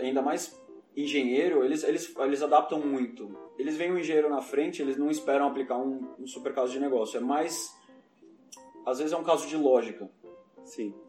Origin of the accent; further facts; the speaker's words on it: São Paulo, Brazil; moved away as an adult; now in Madrid, Spain; Eu nasci em São Paulo, nasci e cresci em São Paulo